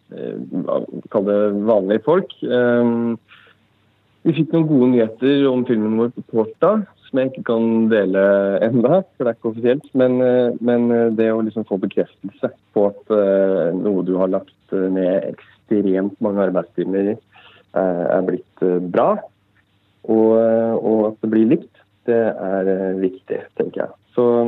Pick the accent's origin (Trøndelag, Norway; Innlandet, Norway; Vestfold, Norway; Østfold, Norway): Innlandet, Norway; Brumunddal; also born or lived in Lillehammer; selv er jeg jo fra Brumunddal, en knøttliten by tre kvarter fra Lillehammer